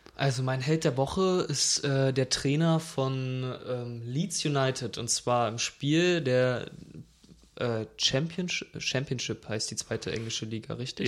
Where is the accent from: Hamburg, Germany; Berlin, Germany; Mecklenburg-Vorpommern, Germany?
Berlin, Germany; ich bin Berliner.